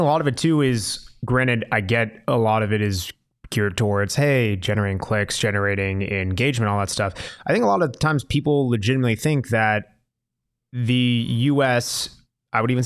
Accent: United States; myself as American

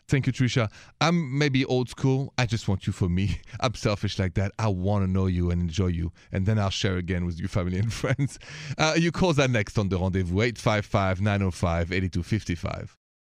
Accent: France; accent: French; My accent is French

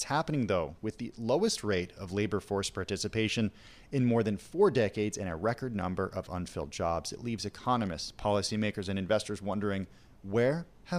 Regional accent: California, United States; as a Californian.

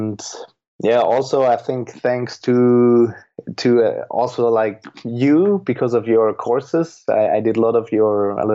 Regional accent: Switzerland; accent: Swiss German; first language Swiss German; English is a second language; my mother tongue is German. So basically it's Swiss German.

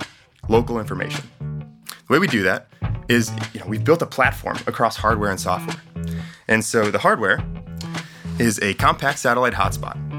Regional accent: Chicago, Illinois, United States; I'm from Chicago

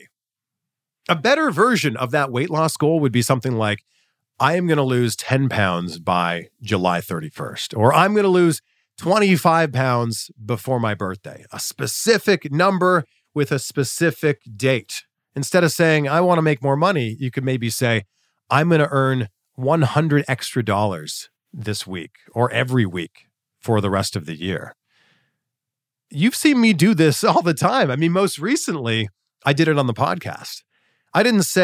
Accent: about an hour from Peterborough, Ontario, Canada; a TV station about an hour away from my hometown, Chex TV in Peterborough, Ontario.

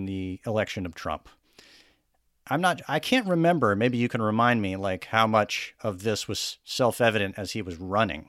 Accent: Texas, United States; I grew up in Texas too

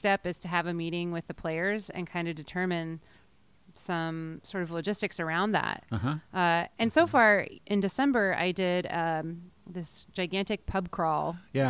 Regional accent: Salem, Oregon, United States; also born or lived in Syracuse, New York; now in Portland, United States; I was born in Syracuse, but I came from Salem.

